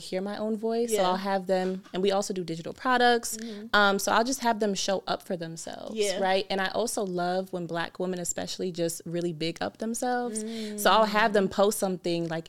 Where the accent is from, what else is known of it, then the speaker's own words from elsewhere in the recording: Rochester, New York, United States; I'm from Rochester, New York